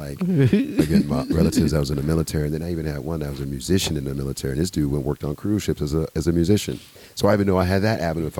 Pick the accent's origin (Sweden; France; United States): United States; That's why I'm American. That's what I love about this place.